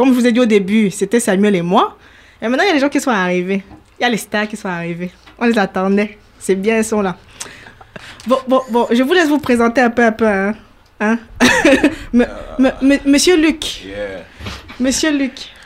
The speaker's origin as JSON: {"language": "French", "country": "Cameroon", "tie": "born or raised there", "said": "Je suis camerounaise, mais je réclame les papiers ivoiriens"}